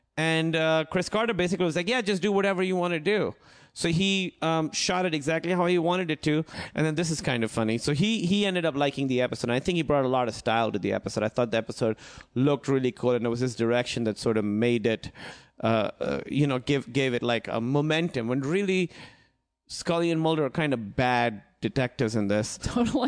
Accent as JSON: {"language": "English", "country": "Pakistan", "tie": "born or raised there", "moved": "yes", "said": "I grew up in Pakistan"}